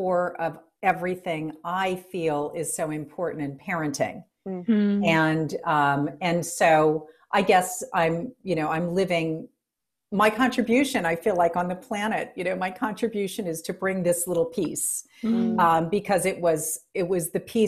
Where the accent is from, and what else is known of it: New Orleans, Louisiana, United States; born or raised there